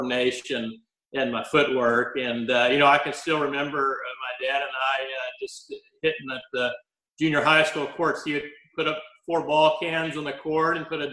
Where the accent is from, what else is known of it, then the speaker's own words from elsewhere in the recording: Shreveport, Louisiana, United States; moved away as an adult; I grew up in Shreveport, Louisiana. I was born and raised there. Went all the way through high school in Shreveport.